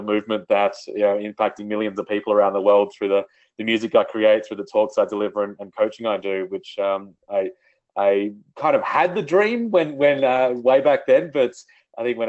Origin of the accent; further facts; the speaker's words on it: Australia; I grew up in outback Australia.